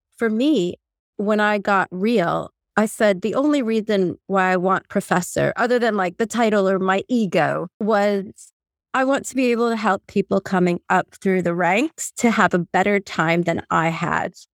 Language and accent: English; Puerto Rico; also born or lived in New Orleans, United States / Pennsylvania, United States / Örebro, Sweden; now in England; as a Latin American, I'm from Puerto Rico